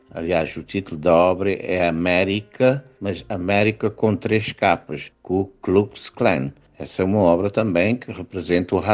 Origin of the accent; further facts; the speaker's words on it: Cape Verde; E eu, como africano, vivi na pele o colonialismo.